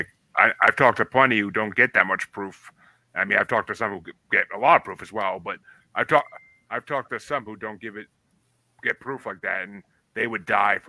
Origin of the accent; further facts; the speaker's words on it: mid-state New York, United States; moved away; and I am originally from New York, not down that south in the city, but I'm from mid-state New York.